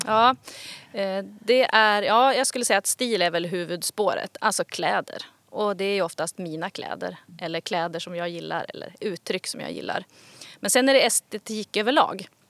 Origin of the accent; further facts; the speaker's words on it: Kramfors, Västernorrland County, Sweden; also born or lived in Gothenburg / Stockholm; now in Härnösand, Sweden; jag kommer ju från Kramfors men har bott iväg i liksom många år